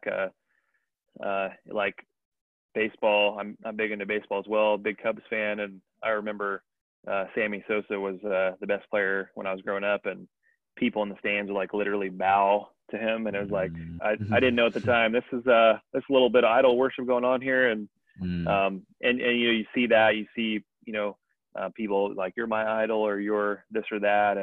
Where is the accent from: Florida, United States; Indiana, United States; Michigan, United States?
Indiana, United States; growing up in Indiana